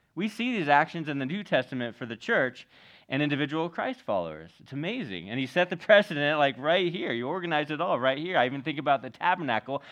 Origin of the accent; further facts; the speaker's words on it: Northern California, United States; moved away as an adult; also born or lived in Venice Beach, Los Angeles; I grew up in Northern California.